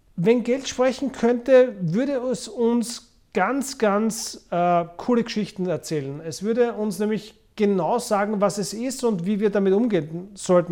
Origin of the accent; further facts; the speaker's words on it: Vienna, Austria; Ich bin in Wien geboren und aufgewachsen